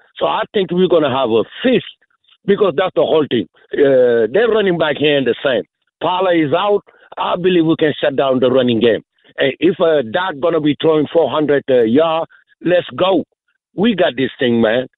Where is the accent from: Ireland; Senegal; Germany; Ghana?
Senegal; moved away; I'm originally from Senegal